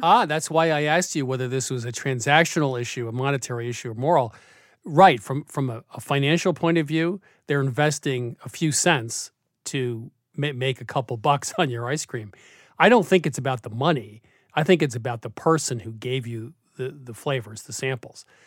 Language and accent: English; Vermont, United States; When I grew up in Vermont